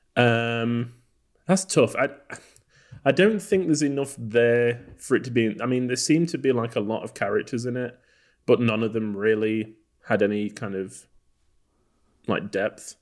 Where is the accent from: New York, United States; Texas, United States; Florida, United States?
Texas, United States; we're from Texas